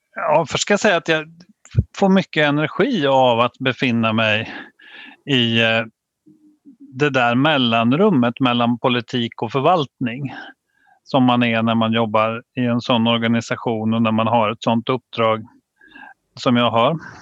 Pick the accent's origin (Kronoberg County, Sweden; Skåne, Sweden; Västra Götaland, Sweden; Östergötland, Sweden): Östergötland, Sweden; Vadstena; jag är ju uppväxt i Vadstena